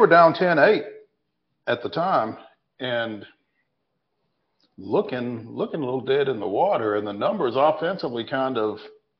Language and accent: English; Tennessee, United States; Hey, we're from Tennessee too, baby.